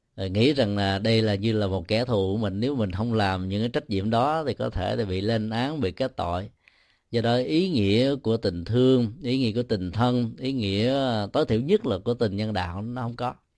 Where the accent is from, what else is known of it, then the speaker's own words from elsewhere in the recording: Ho Chi Minh City, Vietnam; sinh ra và lớn lên tại Sài Gòn